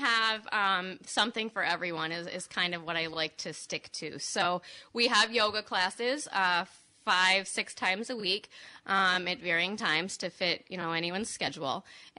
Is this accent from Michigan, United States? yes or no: yes; Cadillac, Michigan, United States; moved away as an adult; also born or lived in East Lansing, Michigan; now in West Michigan, United States; I grew up in Cadillac. Uh-huh. And then I lived in East Lansing.